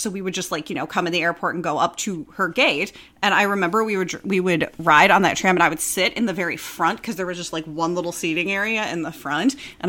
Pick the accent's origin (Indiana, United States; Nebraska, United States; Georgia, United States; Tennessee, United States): Georgia, United States; Atlanta; I grew up in Atlanta.